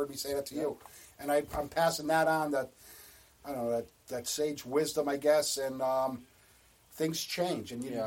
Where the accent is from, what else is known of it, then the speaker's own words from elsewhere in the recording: Bridgeport, Connecticut, United States; now in Waterbury, United States; I grew up in Bridgeport